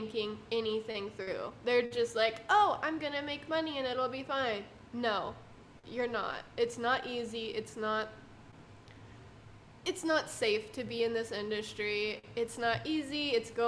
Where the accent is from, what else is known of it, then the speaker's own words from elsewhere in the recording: Vail, Colorado, United States; now in Phoenix, United States; I'm from Colorado originally.